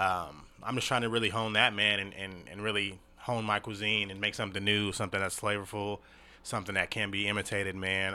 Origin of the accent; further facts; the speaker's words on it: Tacoma, Washington, United States; Tacoma, Washington, man. Born and raised